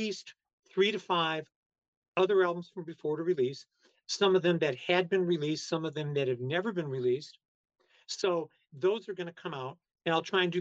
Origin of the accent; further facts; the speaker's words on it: Chicago, Illinois, United States; I'm some weirdo from Chicago